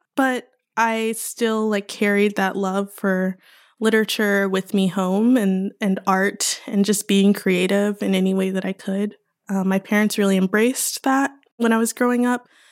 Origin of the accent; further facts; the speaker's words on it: Houston, Texas, United States; I was born and raised there.